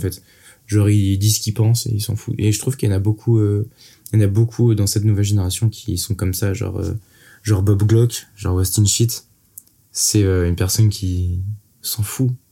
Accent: Brittany, France; je viens de Bretagne

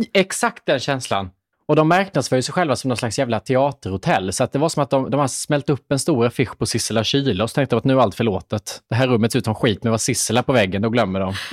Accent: Småland, Sweden; accent: Småländska; min småländska

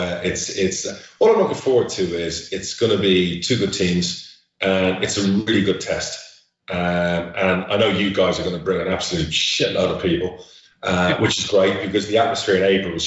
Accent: Spain; moved away; I've worked all over the world. I grew up in Spain

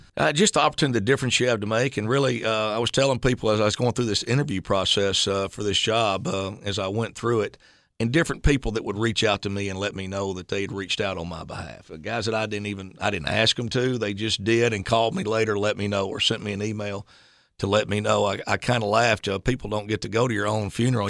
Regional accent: Hendersonville, Tennessee, United States; I was from Hendersonville High School

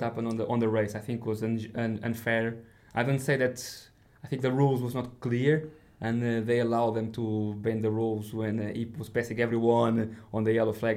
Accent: Portugal; I grew up in Portugal

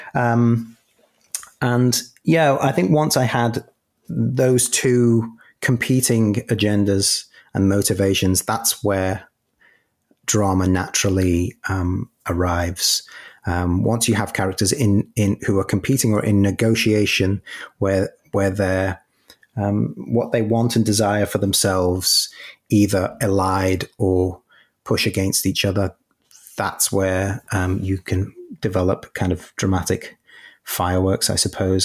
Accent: Merseyside, North West England, United Kingdom; I grew up in Merseyside

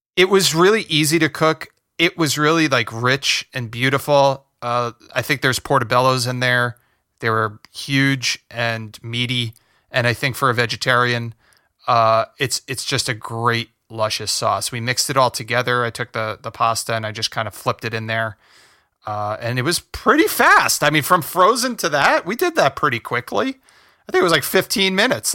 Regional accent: New Jersey, United States; moved away as an adult; now in Los Angeles, United States; We grew up in Jersey. We grew up in North Jersey

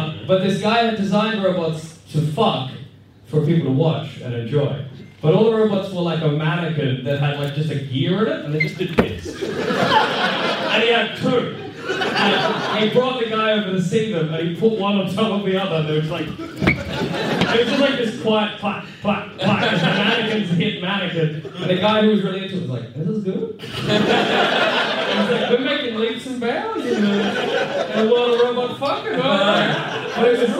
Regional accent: Tottenham, London, United Kingdom; I'm from Tottenham.

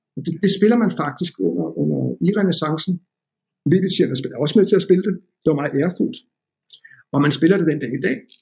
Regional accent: Denmark; jeg kom fra Danmark

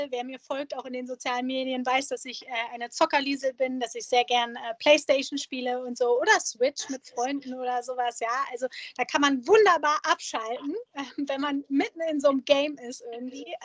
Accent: Germany; wir Deutschen

